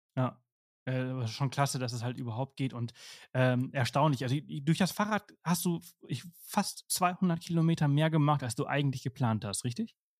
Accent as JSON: {"language": "German", "country": "Spain", "tie": "born or raised there", "second_language": "German", "moved": "yes", "said": "ich komme ja aus Spanien, ich bin in Spanien geboren und aufgewachsen"}